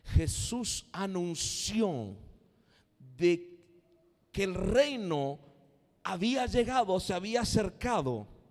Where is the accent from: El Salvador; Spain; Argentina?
Argentina; Somos argentinos